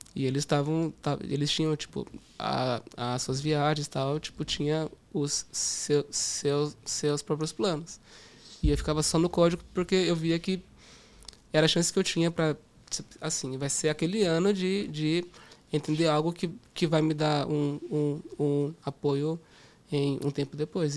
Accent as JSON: {"language": "Portuguese", "town": "Campo Limpo Paulista", "region": "São Paulo", "country": "Brazil", "tie": "born or raised there", "also_born_or_lived": "Portugal", "said": "Eu cresci no interior de São Paulo, em uma cidade chamada Campo Limpo Paulista"}